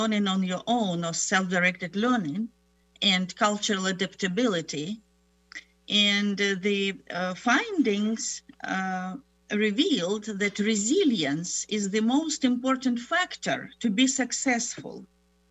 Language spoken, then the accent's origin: English; Ukraine; moved away as an adult; also born or lived in Germany / Moscow / Tennessee; now in United States; I was born in Germany, grew up in Ukraine, got my doctoral program in Moscow University and then the University of Tennessee